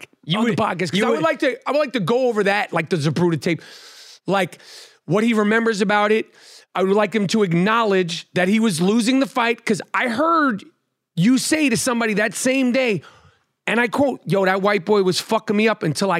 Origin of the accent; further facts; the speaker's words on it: New York, United States; I'm from New York.